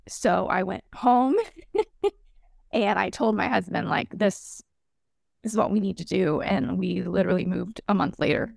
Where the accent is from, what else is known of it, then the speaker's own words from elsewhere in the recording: Texas, United States; moved away; also born or lived in Florida; I'm from Texas originally